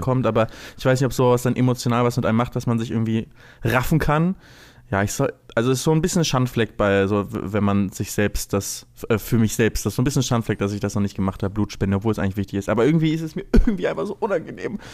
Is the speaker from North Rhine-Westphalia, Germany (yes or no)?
no; Lübeck, Schleswig-Holstein, Germany; ich komme ja aus Lübeck